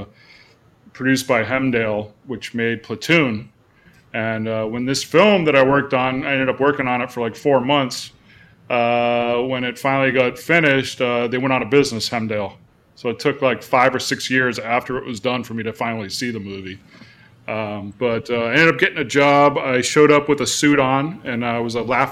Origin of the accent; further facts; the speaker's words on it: Cape Cod, Massachusetts, United States; moved away as an adult; also born or lived in Arizona; now in California, United States; I'm originally from Cape Cod, Massachusetts